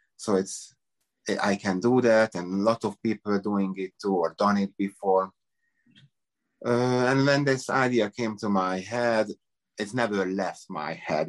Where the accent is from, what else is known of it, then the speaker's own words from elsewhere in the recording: Budapest, Hungary; English is a second language; moved away as an adult; also born or lived in Las Vegas / San Diego / Miami; now in United States; I'm from Hungary, Budapest